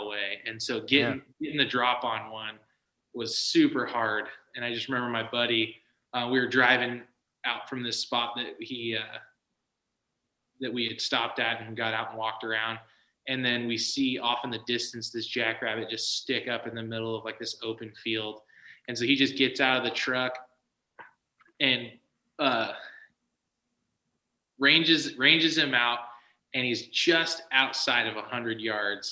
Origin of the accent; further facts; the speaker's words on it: Southern California, United States; moved away as an adult; also born or lived in Arizona; now in Alaska, United States; I grew up in Southern California. That's where I grew up.